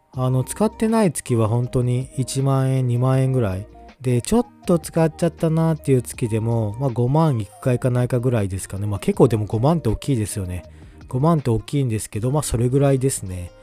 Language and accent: Japanese; Kansai, Japan; moved away; やっぱ地元が関西なんで